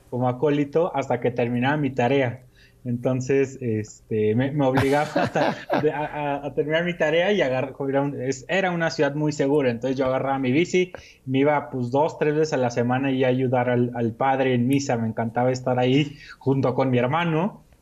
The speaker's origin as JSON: {"language": "Spanish", "town": "Torreón", "region": "Coahuila", "country": "Mexico", "tie": "born or raised there", "moved": "yes", "lives_now": "Mexico City, Mexico", "said": "somos del norte del país del norte de México. ¿Ah, sí? Sí, así es, de la comarca lagunera, Torreón, Coahuila y toda esa zona."}